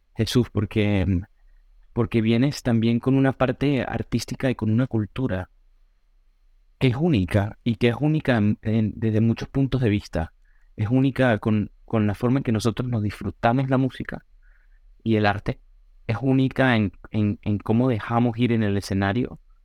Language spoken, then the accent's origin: Spanish; Táchira, Venezuela; moved away as an adult; now in New York, United States; en las mismas escuelas, en un pueblo muy bonito en la montaña de los Andes, prácticamente, a una hora de San Cristóbal